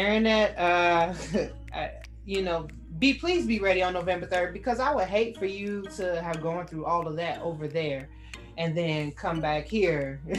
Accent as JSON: {"language": "English", "town": "Inglewood", "region": "California", "country": "United States", "tie": "born or raised there", "said": "I grew up in Inglewood."}